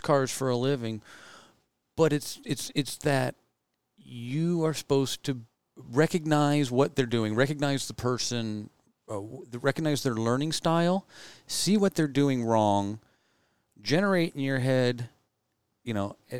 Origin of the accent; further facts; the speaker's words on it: California, United States; moved away as an adult; I'm from California, moved up here with my wife